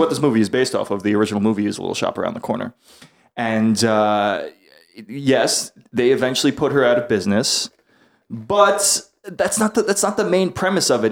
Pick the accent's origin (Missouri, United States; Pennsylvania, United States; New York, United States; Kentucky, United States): New York, United States; New York City; I'm from, I'm from New York City